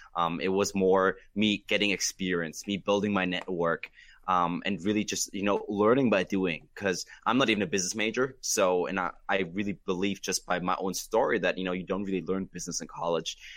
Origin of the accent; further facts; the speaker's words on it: Germany; now in United States; I was born and raised in Germany